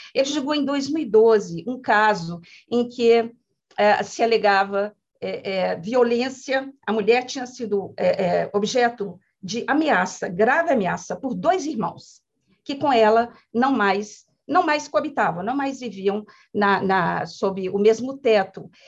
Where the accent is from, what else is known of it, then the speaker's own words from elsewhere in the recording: Minas Gerais, Brazil; eu sou mineira